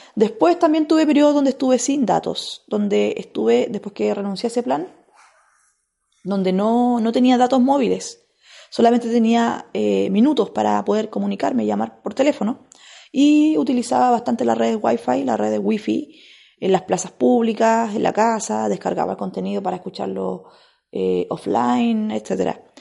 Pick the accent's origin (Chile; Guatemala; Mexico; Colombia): Chile; Biobío; allá en la región del Biobío, que fue la región donde yo nací